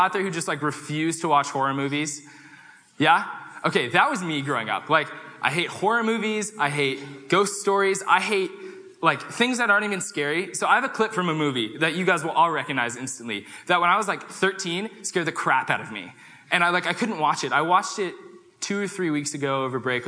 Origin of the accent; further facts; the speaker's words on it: Danville, California, United States; moved away as an adult; also born or lived in Pullman, Washington; I'm from Danville, California, which is outside of San Francisco